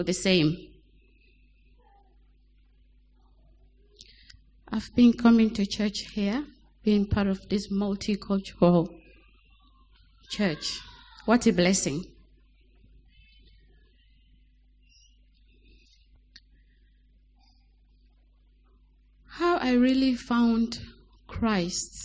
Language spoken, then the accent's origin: English; Sierra Leone; now in Lower Cambourne, United Kingdom; I was born in Sierra Leone to a Muslim family